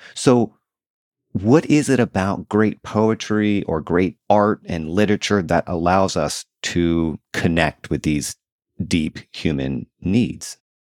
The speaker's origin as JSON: {"language": "English", "region": "the South", "country": "United States", "tie": "born or raised there", "moved": "as an adult", "said": "I grew up in the South and I moved back here a few years ago."}